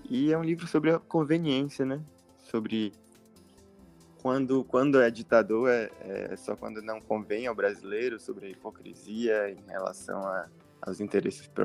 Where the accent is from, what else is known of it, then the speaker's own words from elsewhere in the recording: Salvador, Bahia, Brazil; É, eu sou baiano, de Salvador. Tenho 25 anos